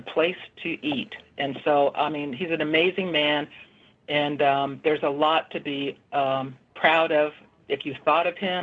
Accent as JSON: {"language": "English", "region": "Oklahoma", "country": "United States", "tie": "born or raised there", "said": "I grew up in Oklahoma"}